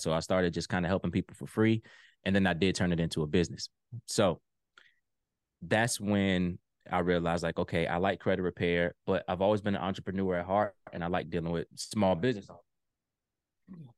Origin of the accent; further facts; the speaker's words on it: Virginia Beach, Virginia, United States; moved away as an adult; now in Ohio, United States; So I'm originally from Virginia Beach, Virginia, but I live in Ohio now.